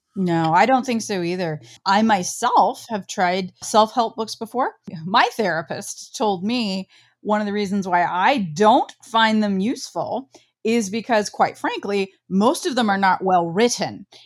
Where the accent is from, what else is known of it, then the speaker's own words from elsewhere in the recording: Midwest, United States; I grew up in the Midwest on a farm